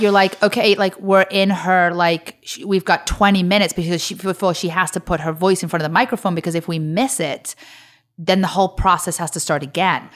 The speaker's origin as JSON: {"language": "English", "town": "Liverpool", "region": "North West England", "country": "United Kingdom", "tie": "born or raised there", "moved": "as an adult", "lives_now": "United States", "said": "grew up in Liverpool"}